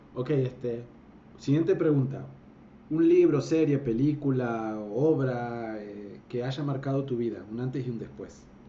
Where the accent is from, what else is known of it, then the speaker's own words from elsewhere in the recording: Argentina; moved away as an adult; also born or lived in Colima, Mexico; now in Guadalajara, Mexico; soy un argentino que este, pues, se vino, mudó a México hace ya casi más de 10 años